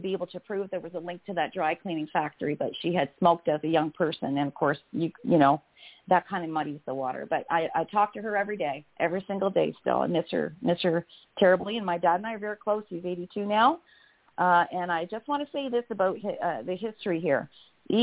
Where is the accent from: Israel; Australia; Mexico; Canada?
Canada; Windsor, Ontario; I was born in Windsor, Ontario